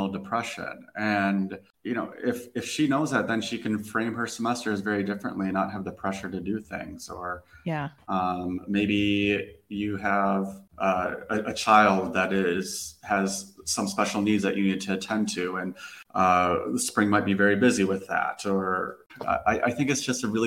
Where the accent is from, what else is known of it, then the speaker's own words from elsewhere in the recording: Minnesota, United States; moved away as an adult; now in Lisbon, Portugal; I'm from Minnesota